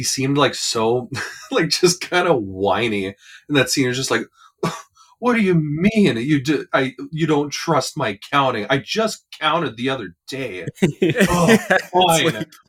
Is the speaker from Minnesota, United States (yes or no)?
yes; northern Minnesota, United States; moved away; I'm from way up north, and now that I moved like way more down to southern Minnesota